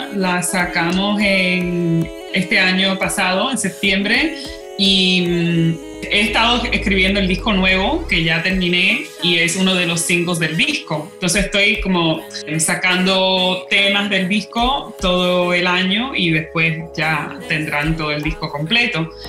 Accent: Hartford, Connecticut, United States; first language Spanish; now in New York, United States; nací en Hartford, Connecticut, en los Estados Unidos

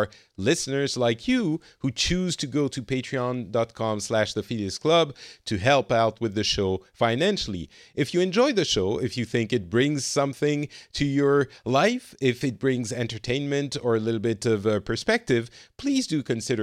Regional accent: France; also born or lived in Middle East; now in Finland; I'm originally from France.

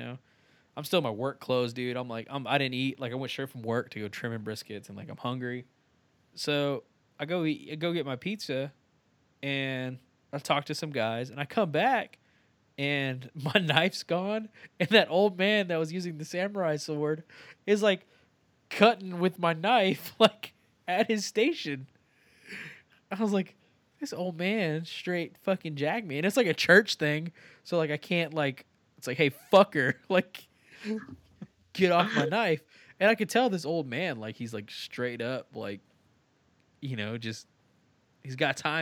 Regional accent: Texas, United States; I'm Texan

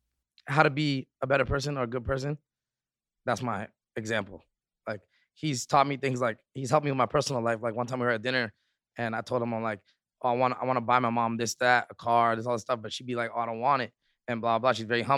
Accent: Rexdale, Ontario, Canada; I'm from Rexdale. Like it's total cool, so it's like different.

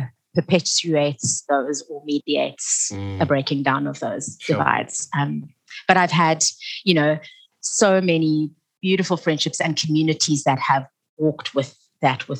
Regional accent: Cape Town, Western Cape, South Africa; also born or lived in Stellenbosch; I grew up in a whites-only community and neighborhood. It was actually a very isolated one. I lived in Camps Bay

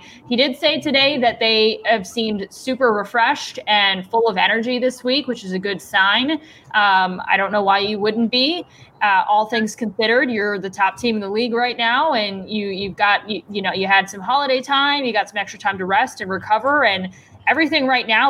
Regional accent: Arizona, United States; Cleveland right. was cold to my standards because I came from Arizona

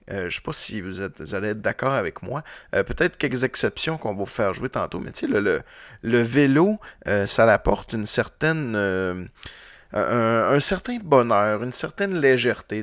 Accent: Roberval, Quebec, Canada; now in Quebec City, Canada; je viens de Roberval, puis au lac Saint-Jean

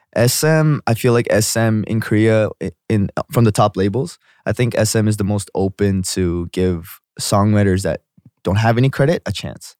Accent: Vancouver, British Columbia, Canada; I grew up in Vancouver, Vancouver

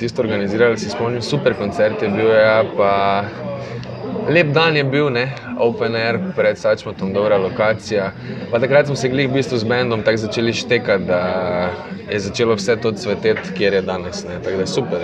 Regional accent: Maribor, Drava, Slovenia; moved away; sem vesel, da sem iz Maribora in da sem predvsem ponosen, da sem iz Maribora

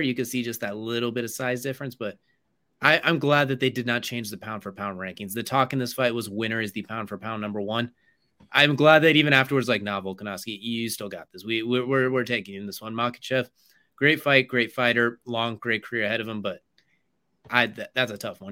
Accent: California, United States; I was born in California

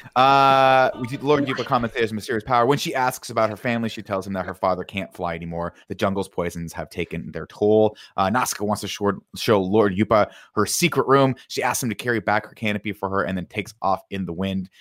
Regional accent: Riverside, California, United States; growing up in Riverside

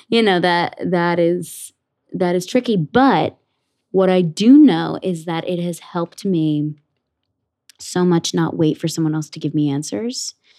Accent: Ridgewood, New Jersey, United States; I grew up in Ridgewood, New Jersey, in Bergen County, like, about forty-five minutes outside of the city

